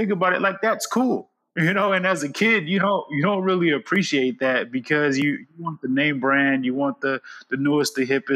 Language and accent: English; United States; I was born in the United States